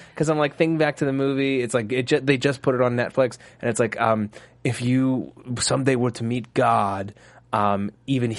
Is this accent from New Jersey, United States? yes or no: yes; South Orange, New Jersey, United States; On the hard streets of South Orange, New Jersey.